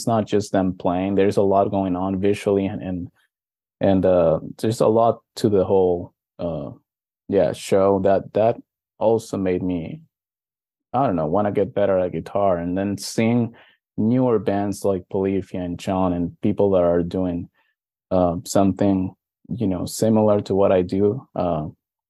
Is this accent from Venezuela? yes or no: yes; Venezuela; also born or lived in Miami, Florida; now in United States; I was born in Venezuela. It's only now that I'm living here in the States